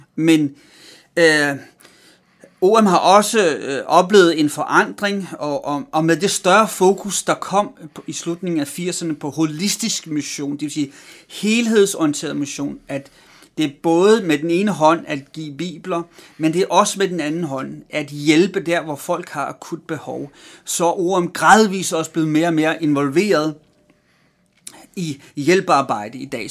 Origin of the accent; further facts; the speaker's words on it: Denmark; also born or lived in Amager; jeg er vokset op i Danmark